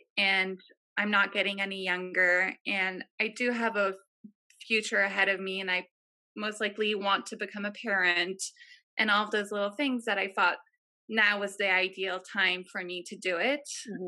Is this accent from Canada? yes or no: no; France; Yeah, I grew up in France.